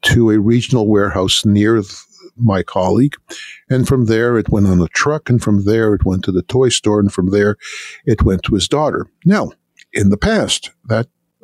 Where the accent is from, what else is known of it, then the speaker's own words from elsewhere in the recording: Canada; now in United States; I grew up in Canada